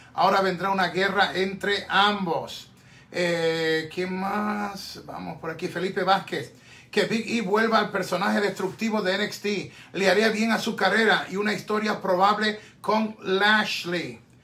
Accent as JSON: {"language": "Spanish", "country": "Puerto Rico", "said": "obviamente Puerto Rico, en mi tierra"}